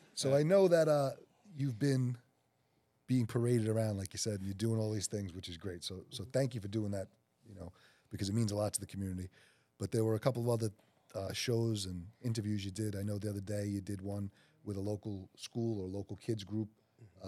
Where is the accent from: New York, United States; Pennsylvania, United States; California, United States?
New York, United States; New York City; the South Shore of Staten Island, which is where Mike and I are from